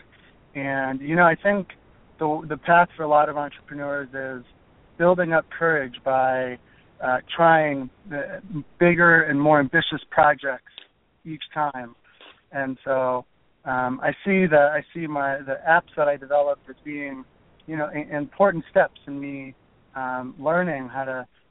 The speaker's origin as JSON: {"language": "English", "region": "Florida", "country": "United States", "tie": "born or raised there", "also_born_or_lived": "California / South Korea / New York", "moved": "as an adult", "said": "I grew up in Florida"}